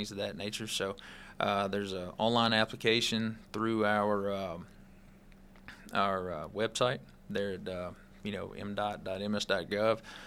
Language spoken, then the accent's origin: English; Northeast Mississippi, United States; growing up in Northeast Mississippi